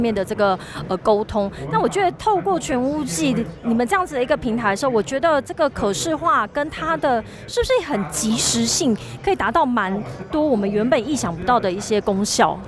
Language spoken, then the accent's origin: Chinese; Tainan, Taiwan; 我明明是台南人